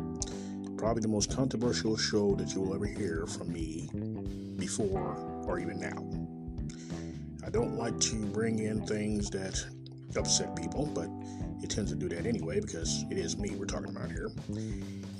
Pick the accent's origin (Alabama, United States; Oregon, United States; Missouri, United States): Missouri, United States; Kansas City; born or raised there